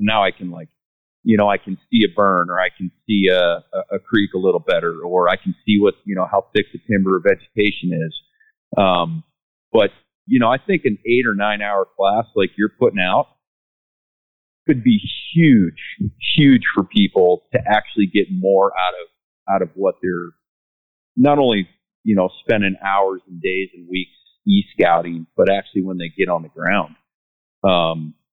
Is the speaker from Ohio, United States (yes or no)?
yes; Ohio, United States; moved away; I'm from Ohio